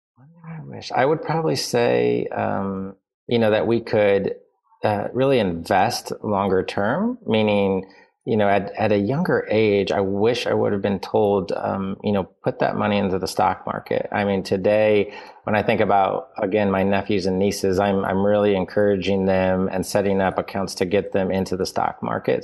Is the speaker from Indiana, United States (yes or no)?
yes; Indiana, United States; I grew up in Indiana